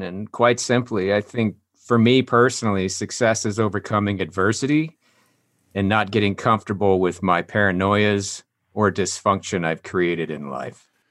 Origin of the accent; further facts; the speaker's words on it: Longmont, Colorado, United States; moved away as an adult; also born or lived in Wheat Ridge, Colorado / Arvada, Colorado; I was born in Wheat Ridge, Colorado. Then we, I grew up in Arvada until I was five, then moved to Longmont. And then that's, uh, where I graduated high school